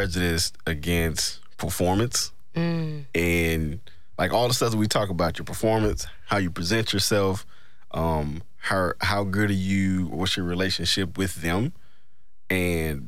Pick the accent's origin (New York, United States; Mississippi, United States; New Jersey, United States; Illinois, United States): Mississippi, United States; Greenville; moved away; I'm from Greenville, Mississippi.